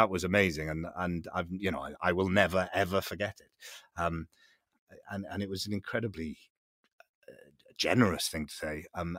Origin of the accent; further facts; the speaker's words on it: Port Talbot, Wales, United Kingdom; One thing is the place I come from Port Talbot. So it's a place that it's a steel town.